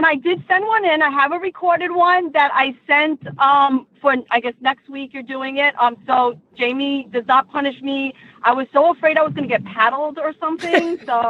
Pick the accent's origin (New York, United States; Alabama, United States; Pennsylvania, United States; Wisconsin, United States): New York, United States; New York City; accent: New Jersey; also born or lived in Staten Island, New York; now in New Jersey, United States; I'm actually a Jew from Queens. Then we moved to Staten Island, and then I moved to New Jersey, and apparently I have an accent now